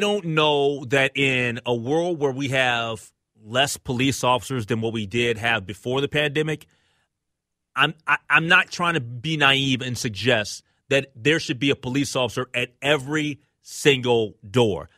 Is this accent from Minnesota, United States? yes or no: yes; Minneapolis, Minnesota, United States; I'm from North Minneapolis